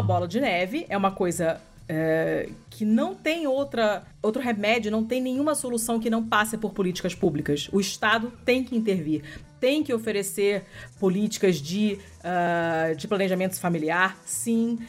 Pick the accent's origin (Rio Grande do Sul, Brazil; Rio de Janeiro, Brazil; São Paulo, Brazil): Rio de Janeiro, Brazil; accent: carioca (open o in yoga); eu sou carioca